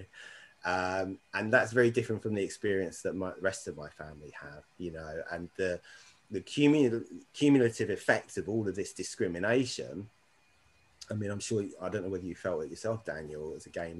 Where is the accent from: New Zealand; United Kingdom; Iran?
United Kingdom; Windsor, South East England; I grew up in Windsor